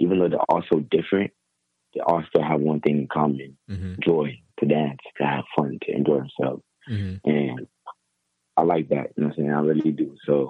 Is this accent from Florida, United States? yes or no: yes; Miami, Florida, United States; also born or lived in Saint Vincent; I was born in St. Vincent. It's a small island in the Virgin Islands. And then I came over here when I was 4 to America. And I've been in Miami ever since.